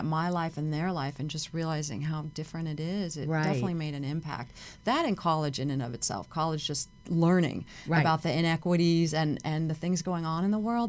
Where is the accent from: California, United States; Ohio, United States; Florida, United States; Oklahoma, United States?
California, United States; Pasadena; growing up in Pasadena, I was blessed and lucky, you know, and I went to an all-girls high school, a Catholic high school.